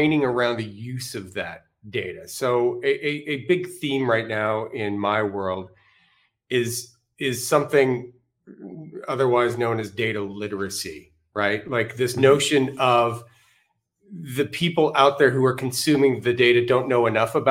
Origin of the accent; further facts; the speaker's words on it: Canada; I'm Canadian